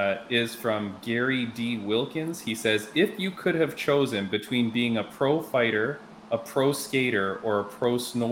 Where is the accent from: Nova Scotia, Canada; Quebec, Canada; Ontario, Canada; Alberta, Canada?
Ontario, Canada; Toronto; I grew up in Scarborough as well. So like that's all in our area.